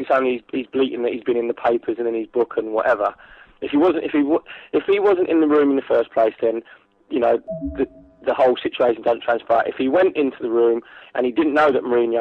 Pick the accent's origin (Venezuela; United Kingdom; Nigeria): United Kingdom; England